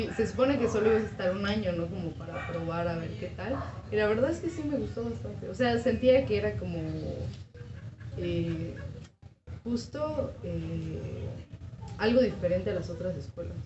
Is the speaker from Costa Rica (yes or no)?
no; San Cristóbal de las Casas, Chiapas, Mexico; yo soy originaria de San Cristóbal de las Casas, Chiapas